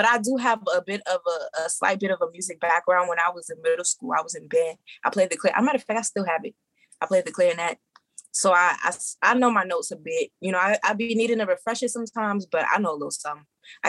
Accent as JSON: {"language": "English", "town": "Brooklyn", "region": "New York", "country": "United States", "also_born_or_lived": "Maryland / Georgia", "said": "So I am originally from Brooklyn. New York."}